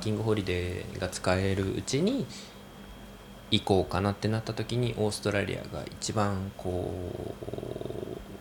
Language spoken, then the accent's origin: Japanese; Gunma, Japan; now in Chigasaki, Japan; 出身が群馬なんですけど